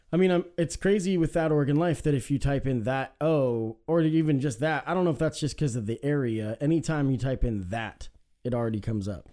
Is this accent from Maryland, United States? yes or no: no; Salem, Oregon, United States; I was raised in Salem too